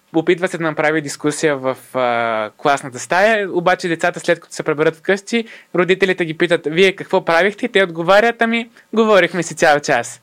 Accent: Bulgaria; сме българи

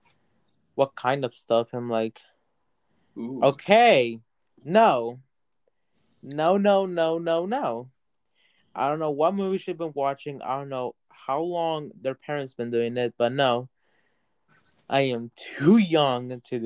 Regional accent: United States; from the U.S.

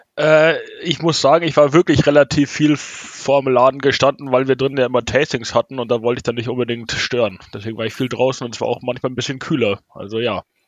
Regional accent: Munich, Bavaria, Germany; wir als Münchner und Münchner Brauerei

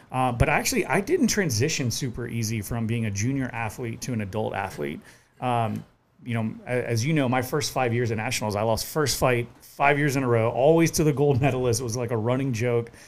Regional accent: Orangeburg, South Carolina, United States; now in Charleston, United States; I grew up in Orangeburg, South Carolina.

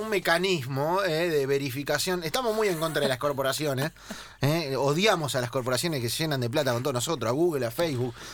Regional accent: Santa Fe, Argentina; yo soy nacido acá, en Santa Fe.

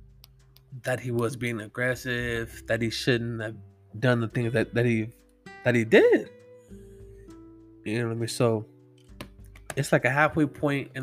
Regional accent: California, United States; I'm from California, so that wouldn't even be like an issue, cause our gun laws are so strict here in California

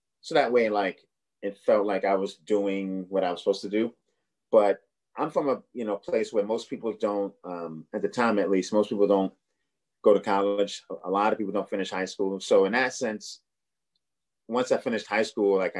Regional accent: New York City, New York, United States; also born or lived in Boston; I'm from Brooklyn, but I lived in Boston for like four or five years

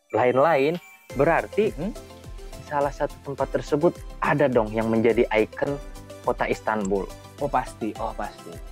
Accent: Jambi, Indonesia; now in Turkey; gue asal dari Indonesia, di Jambi, dan gue mahasiswa ilahiyat Zonggudak University.

